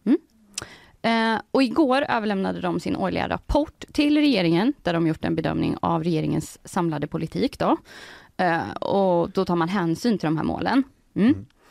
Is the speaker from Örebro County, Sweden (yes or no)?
yes; Degerfors, Örebro County, Sweden; Jag kommer ju från Degerfors som ju har eh, legat i Allsvenskan nu två säsonger.